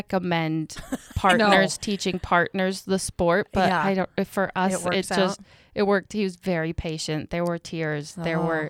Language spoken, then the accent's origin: English; Helena, Montana, United States; I'm from Helena.